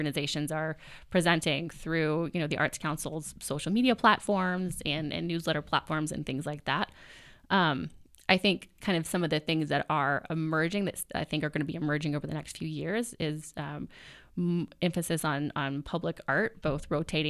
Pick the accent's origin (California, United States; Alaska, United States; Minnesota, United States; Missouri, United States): Missouri, United States; Lee's Summit; usually when I say I'm from Lee Summit and I, you know, work with our arts community out there